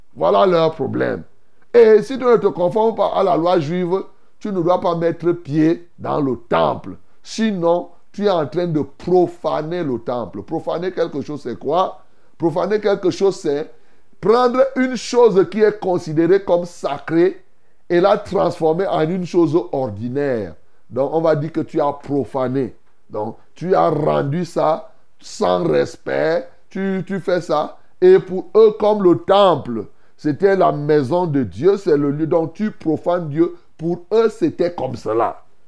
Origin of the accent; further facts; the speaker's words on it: Cameroon; chez nous ici